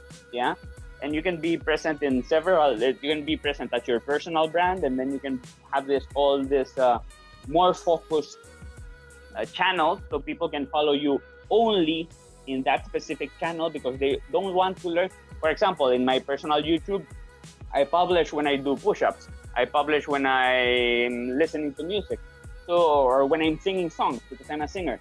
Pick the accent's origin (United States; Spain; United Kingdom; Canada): Spain; moved away as an adult; now in Philippines; born and raised in Spain professional Spanish actor in the Philippines